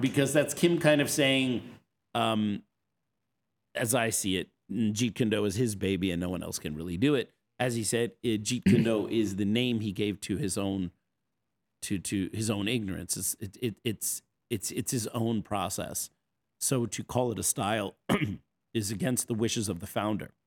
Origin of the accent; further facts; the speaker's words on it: East Coast, United States; moved away as an adult; also born or lived in Seattle; people like me who are transplants, we grew up on the East Coast.